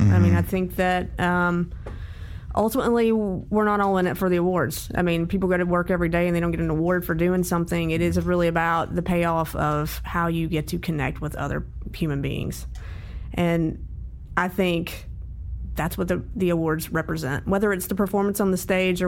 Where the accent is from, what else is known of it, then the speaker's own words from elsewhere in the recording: North Carolina, United States; I grew up in North Carolina